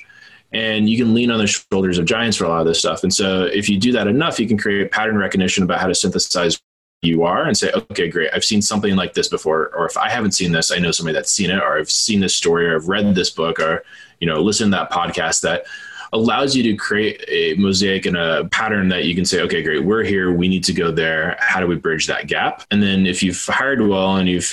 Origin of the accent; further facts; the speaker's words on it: Silicon Valley, California, United States; I grew up partially in Silicon Valley